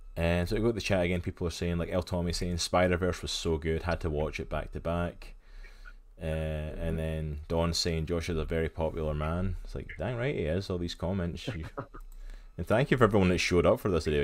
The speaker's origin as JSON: {"language": "English", "region": "Scotland", "country": "United Kingdom", "moved": "yes", "lives_now": "United States", "said": "I come from Scotland. I live in America, but I'm okay. originally from Scotland."}